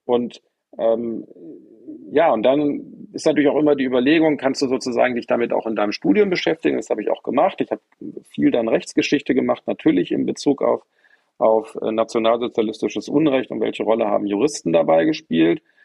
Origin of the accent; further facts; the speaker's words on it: Bonn, North Rhine-Westphalia, Germany; ich bin in Bonn groß geworden